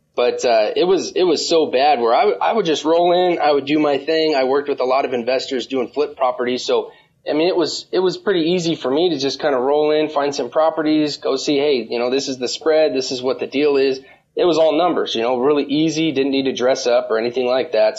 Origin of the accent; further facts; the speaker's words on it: Las Vegas, Nevada, United States; I'm actually born and raised in Las Vegas.